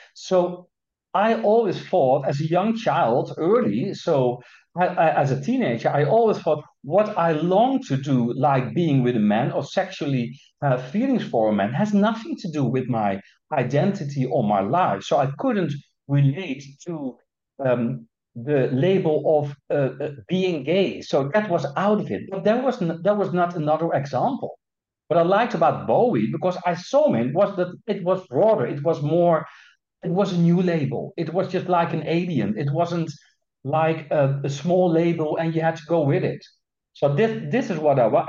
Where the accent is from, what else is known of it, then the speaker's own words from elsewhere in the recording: Netherlands; I'm Dutch, yeah? So I come and still am from the Netherlands